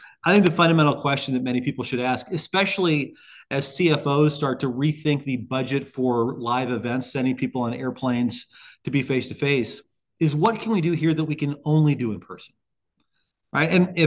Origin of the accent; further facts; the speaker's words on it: Highland, Illinois, United States; I was still practicing in my hometown of Highland, Illinois at the time.